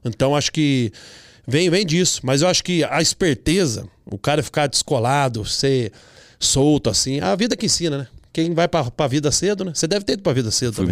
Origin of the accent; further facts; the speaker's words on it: Campinas, São Paulo, Brazil; moved away as an adult; also born or lived in Porto Seguro; now in United States; Nasci em Campinas